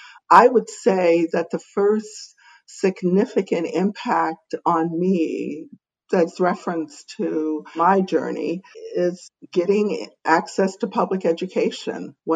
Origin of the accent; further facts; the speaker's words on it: Alexandria, Virginia, United States; So I grew up in Alexandria, Virginia, born in a segregated hospital in Alexandria, Virginia, before it was a tourist destination.